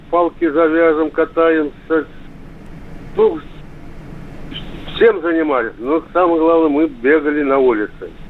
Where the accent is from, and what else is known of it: Tatarstan, Russia; born or raised there; also born or lived in Kazan